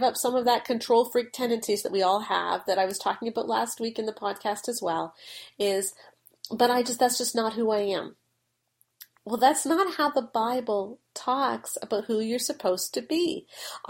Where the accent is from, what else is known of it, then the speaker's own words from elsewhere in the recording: United Kingdom; but the problem is that I'm British.